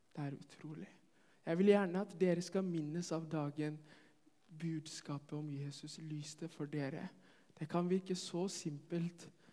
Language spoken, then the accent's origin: Norwegian; Ethiopia; now in Norway; jeg kommer fra Etiopia.